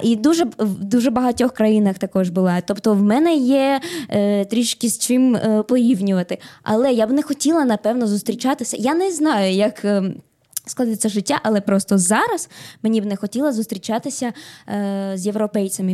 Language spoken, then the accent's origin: Ukrainian; Bolivia; now in Ukraine; ну я родилась не в Україні, я в Болівії. Я із Болівії.